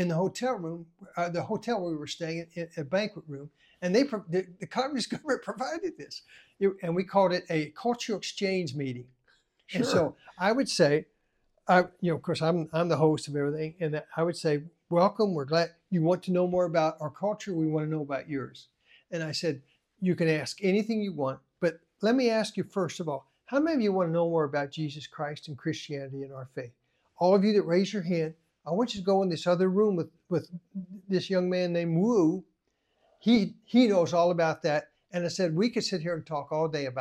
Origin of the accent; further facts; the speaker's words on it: United States; I'm an American.